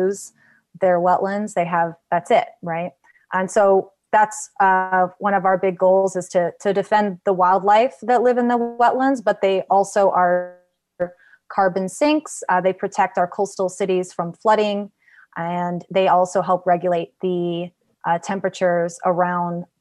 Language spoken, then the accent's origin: English; Los Angeles, California, United States; also born or lived in Davis, California; I was born and raised in the San Fernando Valley